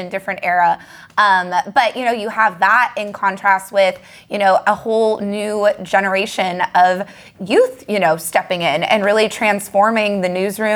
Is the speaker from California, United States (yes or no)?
yes; Southern California, United States; I'm from Southern California originally